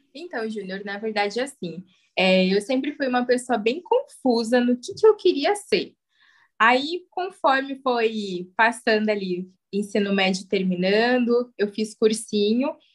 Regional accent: São Paulo, Brazil; moved away as an adult; now in Pirassununga, Brazil; eu vim de São Paulo, capital, mas hoje eu moro em Pirassununga

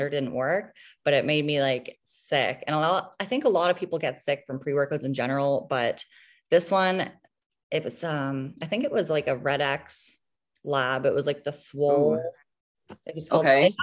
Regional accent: Halifax, Nova Scotia, Canada; I'm from Halifax, Nova Scotia. I lived here my entire life.

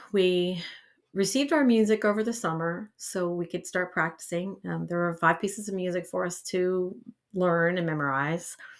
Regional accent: Eastern Columbiana County, Ohio, United States; also born or lived in East Palestine, Ohio; I'm originally from Eastern Columbiana County. I graduated from West Branch High School

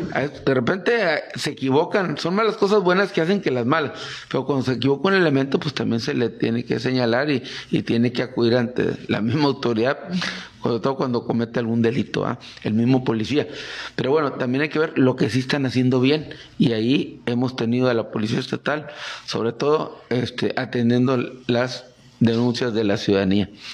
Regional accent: Mexico; somos mexicanos

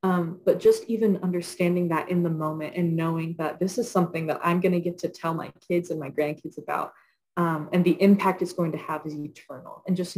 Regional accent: Wilmore, Kentucky, United States; And I grew up in Wilmore, so I heard that all my life.

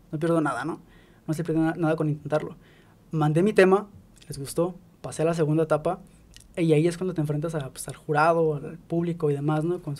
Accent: Mexico; somos mexicanos

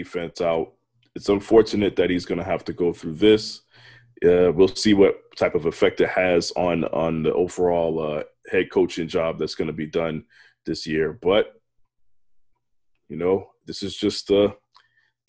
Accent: Virginia Beach, Virginia, United States; moved away; I was 30 minutes from North Carolina in Virginia Beach

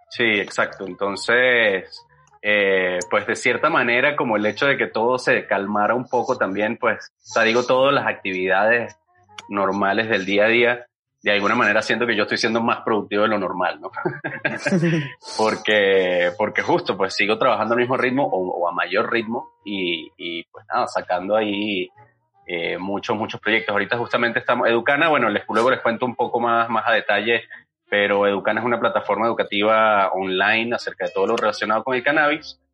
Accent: Venezuela; now in Mexico; yo soy venezolano

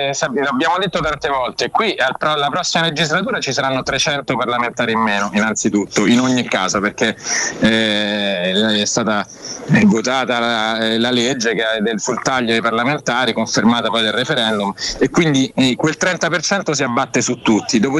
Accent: Rome, Lazio, Italy; born there; Senti, io sono nato a Rione Monti

